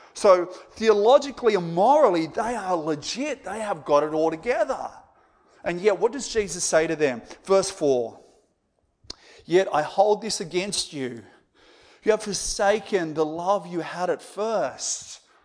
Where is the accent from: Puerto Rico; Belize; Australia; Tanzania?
Australia; as Aussie evangelicals